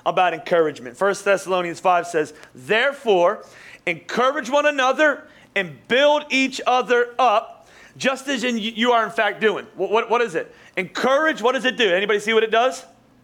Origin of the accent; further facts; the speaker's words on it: Philadelphia, Pennsylvania, United States; I'm from Philly